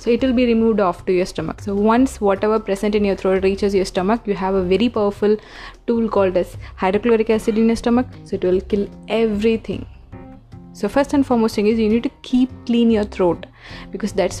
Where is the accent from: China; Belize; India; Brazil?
India; Being an Indian